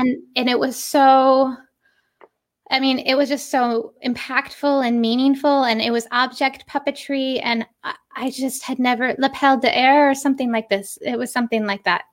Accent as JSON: {"language": "English", "region": "Western New York", "country": "United States", "tie": "born or raised there", "also_born_or_lived": "Connecticut", "moved": "yes", "said": "I am originally from Western New York, um, a fi-, tiny little village, uh, it's somewhere in between Rochester and Buffalo, New York."}